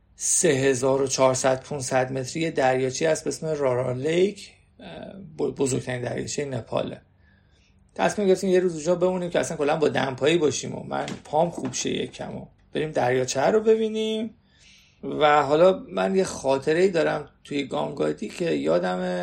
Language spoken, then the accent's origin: Persian; Iran; من ایرانیم